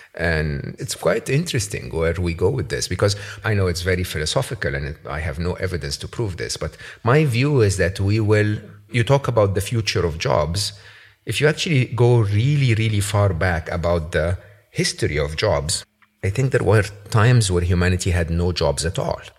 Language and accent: English; Egypt; moved away; when I was growing up in Egypt